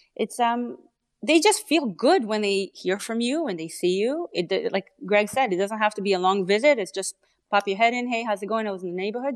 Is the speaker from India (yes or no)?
no; Canada; accent: Canadian; also born or lived in Israel; I'm Canadian. so, um, yeah, Israeli and then Canadian. Um, but I can't I can't shake off the accent